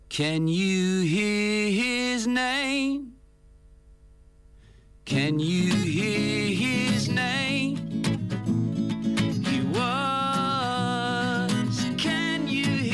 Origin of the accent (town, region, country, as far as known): Australia